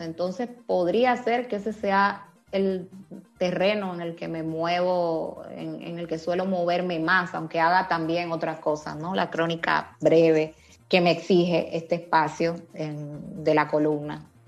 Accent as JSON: {"language": "Spanish", "country": "Dominican Republic", "moved": "yes", "lives_now": "Spain", "said": "yo como mujer dominicana, migrante"}